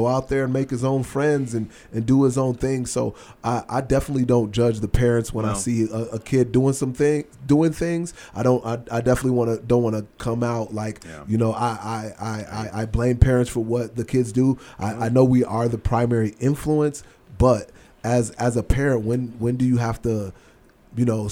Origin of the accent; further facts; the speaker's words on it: Chicago, Illinois, United States; I'm from Chicago. I was definitely exposed to the gang culture